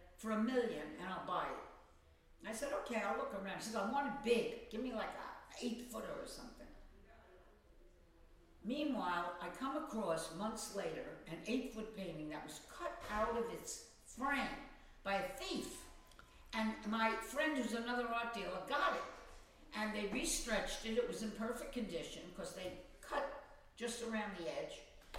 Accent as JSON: {"language": "English", "town": "Long Beach", "region": "New York", "country": "United States", "tie": "born or raised there", "lives_now": "New York City, United States", "said": "I came from Long Beach, Long Island. It was a middle class, regular public high school"}